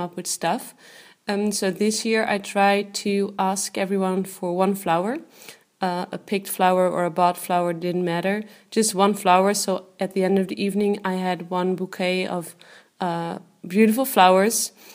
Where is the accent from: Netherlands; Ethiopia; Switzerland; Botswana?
Netherlands; I am from the Netherlands.